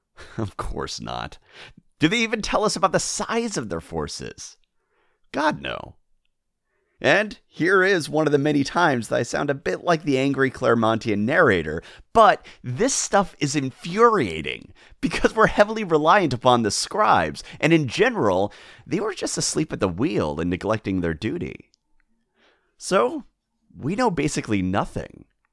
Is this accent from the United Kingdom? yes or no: yes; Welsh, Wales, United Kingdom; I'm Welsh.